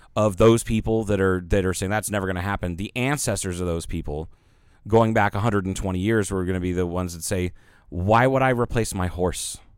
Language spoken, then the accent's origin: English; Ohio, United States; I'm from Ohio